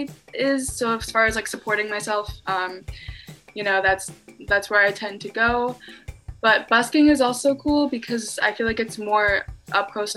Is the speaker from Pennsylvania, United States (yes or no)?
yes; Lancaster, Pennsylvania, United States; I'm from a place called Lancaster. It's about an hour or so from Philly.